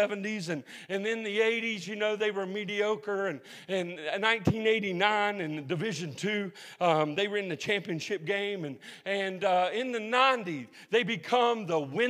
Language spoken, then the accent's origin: English; Huntington, West Virginia, United States; Huntington, West Virginia. Have anybody heard of Marshall University? My hometown